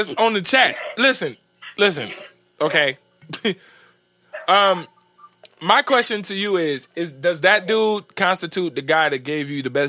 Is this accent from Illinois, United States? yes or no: yes; Matteson, Illinois, United States; I'm from Matteson.